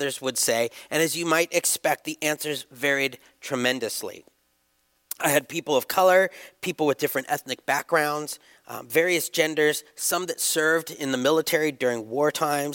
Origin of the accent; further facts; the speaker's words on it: United States; I'm American. I'm very happy to be American.